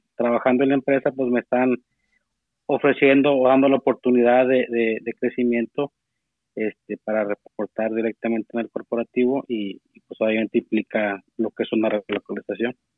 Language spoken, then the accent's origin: Spanish; Saltillo, Coahuila, Mexico; yo soy de, Saltillo, Coahuila, este, norte de México.